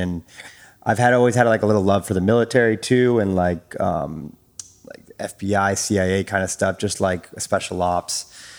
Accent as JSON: {"language": "English", "region": "East Coast", "country": "United States", "tie": "born or raised there", "also_born_or_lived": "Virginia / North Carolina / South Carolina", "said": "Well, I am me. … I'm a military brat, so we moved around a lot as a smaller kid growing up on the kind of the East Coast, Virginia, North Carolina, South Carolina."}